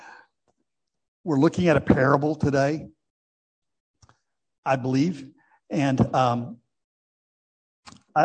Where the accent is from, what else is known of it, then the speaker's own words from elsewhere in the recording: United States; As an American